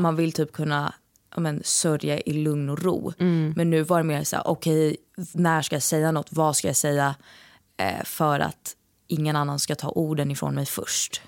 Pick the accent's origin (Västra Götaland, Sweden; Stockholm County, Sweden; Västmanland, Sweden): Stockholm County, Sweden; Stockholm; moved away; nu när jag är hemma i Stockholm